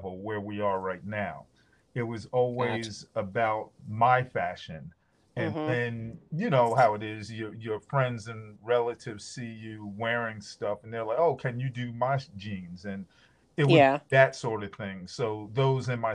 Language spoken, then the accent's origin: English; Scotch Plains, New Jersey, United States; also born or lived in Newark, New Jersey; I grew up in Scotch Plains, New Jersey